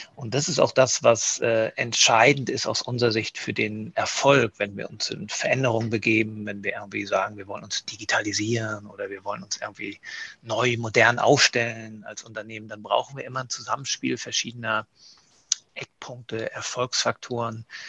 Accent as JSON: {"language": "German", "town": "Kiel", "region": "Schleswig-Holstein", "country": "Germany", "tie": "born or raised there", "moved": "yes", "said": "mich als gebürtigen Kieler, auch wenn ich viele Jahre nicht in, Kieler, äh, in Kiel war ähm, und als Schleswig-Holsteiner"}